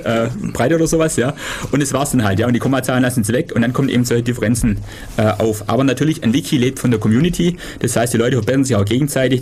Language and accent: German; Süßen, Baden-Württemberg, Germany; Süßen, wo ich herkomme